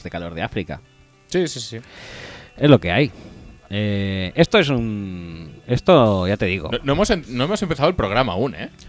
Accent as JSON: {"language": "Spanish", "country": "Spain", "said": "Y también soy español y también he hecho Lin"}